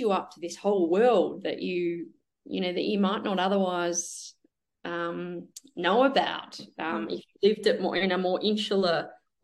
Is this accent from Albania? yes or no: no; Melbourne, Victoria, Australia; born or raised there